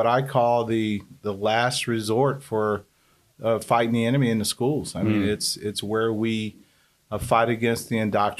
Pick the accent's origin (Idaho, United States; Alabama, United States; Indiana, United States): Alabama, United States; Birmingham; now in Decatur, United States; I grew up in Birmingham most of my life and ended up in Decatur probably back in 1987.